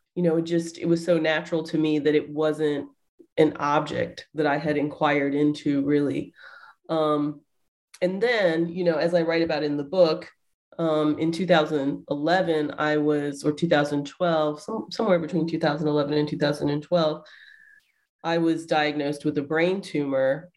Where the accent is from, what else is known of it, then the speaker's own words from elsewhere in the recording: Atlanta, Georgia, United States; moved away as an adult; also born or lived in Riverside, California; now in Ohio, United States; I'm from the South. Uh, originally, I was born and raised uh, in Atlanta, Georgia.